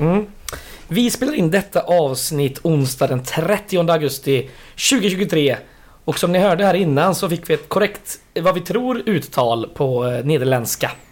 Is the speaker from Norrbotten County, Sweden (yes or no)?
no; Västergötland, Västra Götaland, Sweden; jag är västgöte